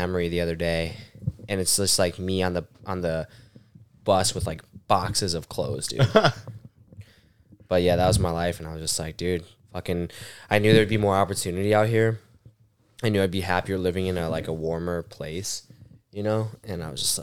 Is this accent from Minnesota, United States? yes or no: yes; Minnesota, United States; moved away as an adult; now in Arizona, United States; we're all from Minnesota